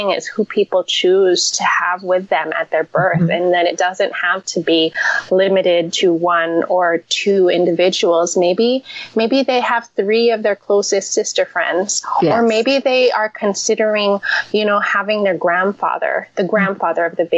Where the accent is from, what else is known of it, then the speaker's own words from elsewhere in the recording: Seattle, Washington, United States; now in New York, United States; In my home state, in Seattle